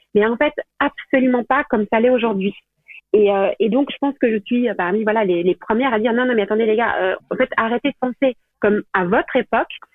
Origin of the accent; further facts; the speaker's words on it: Belgium; moved away as an adult; now in France; je viens de Belgique, enfin, je suis complètement belge mais j'habite en France, là, depuis, depuis combien de temps Depuis, euh, depuis 8 ans